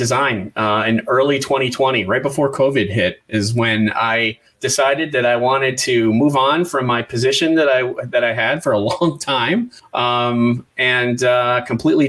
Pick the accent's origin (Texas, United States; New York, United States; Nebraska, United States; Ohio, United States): New York, United States; Western; I grew up in Western New York, not far from Canada.